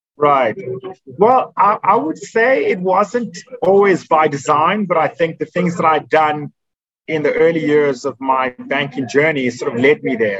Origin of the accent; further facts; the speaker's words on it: South Africa; also born or lived in Nigeria / Johannesburg; I've spent the last 30 plus years in South Africa. So I'm a South African citizen